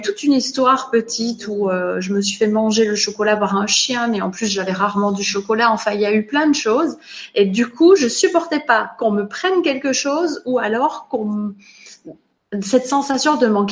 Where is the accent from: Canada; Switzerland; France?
Switzerland; moved away; je suis née en Suisse, j'ai grandi là-bas